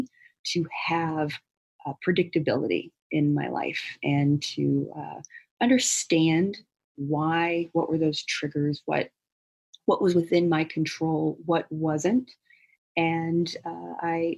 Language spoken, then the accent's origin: English; Missouri, United States; also born or lived in Louisiana; I was born in Louisiana, but we moved to Missouri where his family was